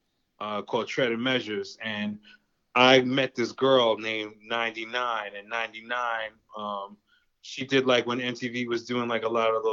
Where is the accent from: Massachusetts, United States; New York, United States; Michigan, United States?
New York, United States; White Plains; now in Cleveland, United States; I grew up in White Plains